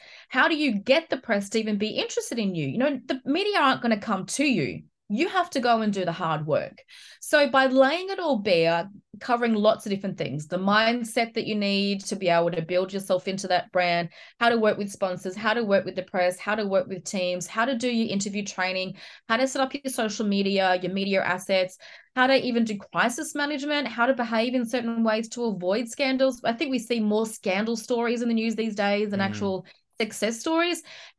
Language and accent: English; Australia; As far as an Aussie, yeah, we've got Will, but we don't really have many other options at the moment.